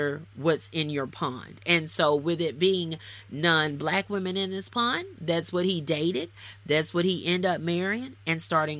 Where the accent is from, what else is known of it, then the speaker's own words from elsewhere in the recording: the South, United States; I'm from the South. I'm black